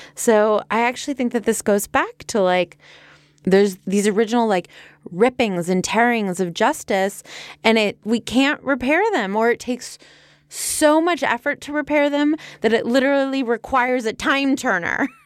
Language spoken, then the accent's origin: English; California, United States; We're from California